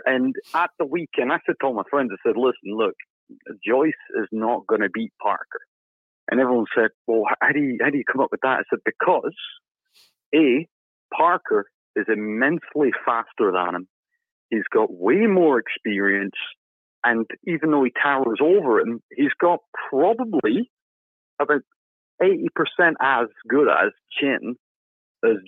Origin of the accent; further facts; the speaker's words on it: England, United Kingdom; now in Glasgow, United Kingdom; I'm an Englishman